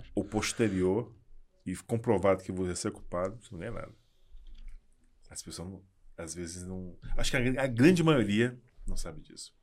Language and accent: Portuguese; Salvador, Bahia, Brazil; sou baiano